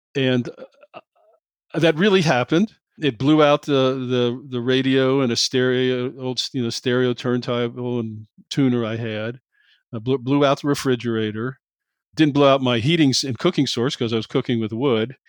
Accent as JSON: {"language": "English", "town": "Cincinnati", "region": "Ohio", "country": "United States", "tie": "born or raised there", "moved": "yes", "said": "I grew up in Cincinnati"}